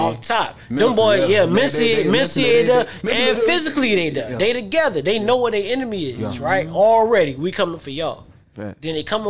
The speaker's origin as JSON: {"language": "English", "region": "Southeast Georgia", "country": "United States", "said": "I'm from Southeast Georgia, you know what I mean? I've been in them backwoods"}